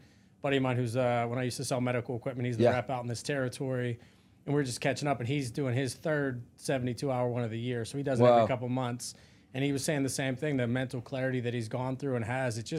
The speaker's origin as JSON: {"language": "English", "region": "Pennsylvania", "country": "United States", "tie": "born or raised there", "said": "Yeah, I grew up 30 minutes south of Pittsburgh."}